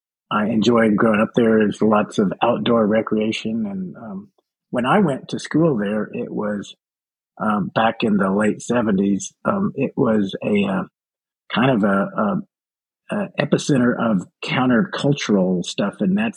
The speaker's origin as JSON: {"language": "English", "town": "Little Rock", "region": "Arkansas", "country": "United States", "tie": "born or raised there", "also_born_or_lived": "Austin, Texas / Fairbanks, Alaska / Portland, Oregon", "moved": "as an adult", "lives_now": "Jacksonville, United States", "said": "I was raised in Arkansas. Which part? Little Rock. And then I went to school at the University of Arkansas."}